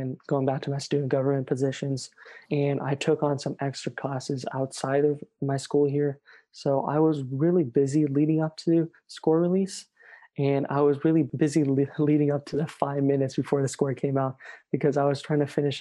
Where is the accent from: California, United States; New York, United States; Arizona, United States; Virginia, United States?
California, United States; I'm from California